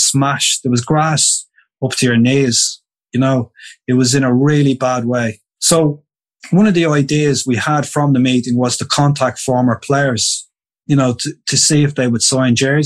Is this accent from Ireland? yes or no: yes; Dublin, Leinster, Ireland; I'm from Dublin. I'm Irish